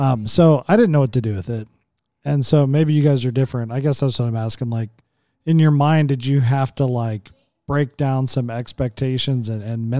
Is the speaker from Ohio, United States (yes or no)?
no; Oklahoma, United States; growing up in Oklahoma